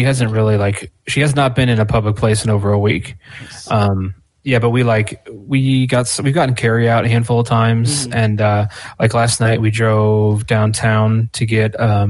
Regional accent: Richmond, Virginia, United States; I'm from the South, but I'm actually from Richmond.

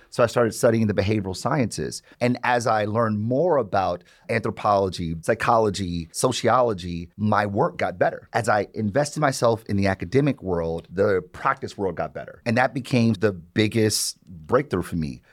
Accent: Detroit, Michigan, United States; Born and raised in Detroit

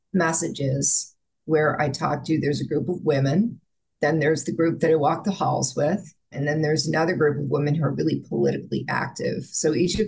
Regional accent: Bergen County, New Jersey, United States; I was born in New Jersey, first Jersey City, which is, you know, bustling metropolis, and then we moved to Bergen County

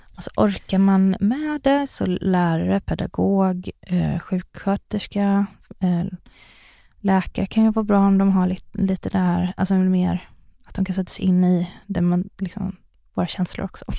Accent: Sunne, Värmland, Sweden; jag växte upp i Sunne i Värmland.

